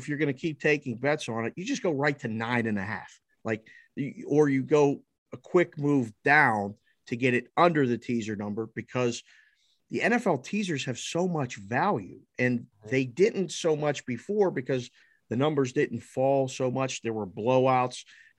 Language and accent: English; Pittsburgh, Pennsylvania, United States; So I'm from Pittsburgh, and you're born and raised a Steeler fan.